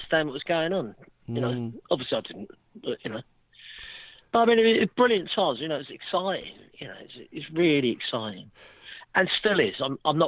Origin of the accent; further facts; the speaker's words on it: London, United Kingdom; I'm from Westminster. We're an old Westminster family and been there for about, I don't know, 140 years